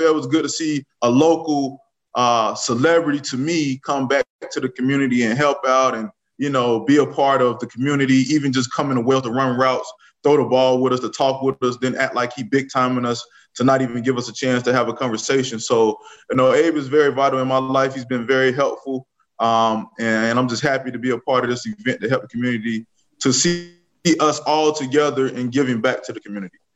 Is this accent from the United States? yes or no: yes; Riviera Beach, Florida, United States; moved away as an adult; now in Kansas City, United States; I was born and raised in Moore Heights, 24th Street, all my life.